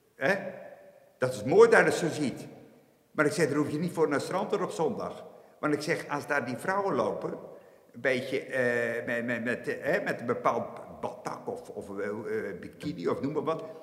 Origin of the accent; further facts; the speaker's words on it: Aagtekerke, Zeeland, Netherlands; ik, ik, ben geboren en getogen in Achterkerken. En ik heb nu eh, de aanvallige leeftijd van 68 jaar. Nooit vertrokken.